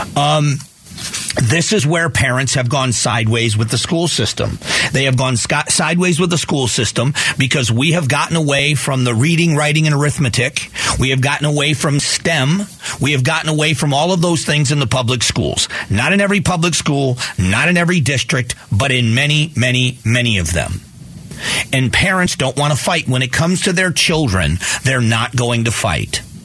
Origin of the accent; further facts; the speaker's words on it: Fort Myers, Florida, United States; Cypress Lake High School in, in, in, Fort Myers, Florida